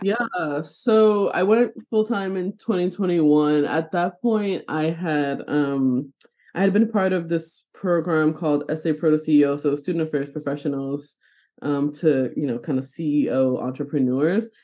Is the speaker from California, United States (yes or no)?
no; New York City, New York, United States; moved away as an adult; now in Burlington, Vermont, United States; I'm originally from New York City, born and raised